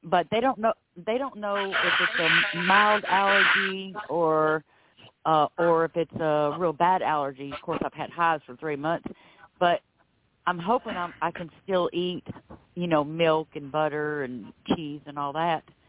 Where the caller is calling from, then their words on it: Florida, United States; I'm calling from Florida